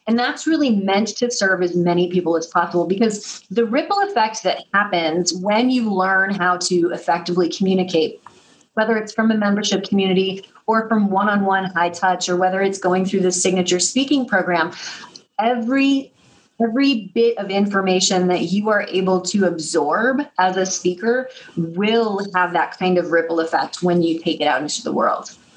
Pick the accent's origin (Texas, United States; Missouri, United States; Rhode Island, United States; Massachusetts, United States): Missouri, United States; now in New York City, United States; I'm from Missouri. I live in New York City across from Alvin Ailey Dance Theater, but I'm from Missouri. And what that means is that I'm a Midwestern girl.